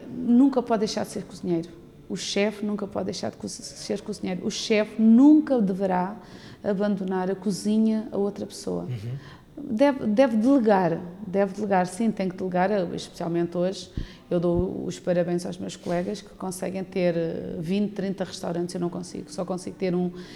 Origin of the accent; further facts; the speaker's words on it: Tavira, Algarve, Portugal; nasci em Tavira, em Tavira. fui criada desde os 5 anos que estou em Cabanas de Tavira